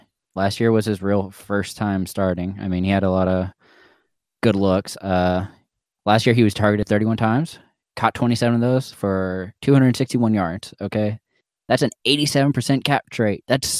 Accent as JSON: {"language": "English", "town": "San Diego", "region": "California", "country": "United States", "tie": "born or raised there", "said": "I was born in San Diego"}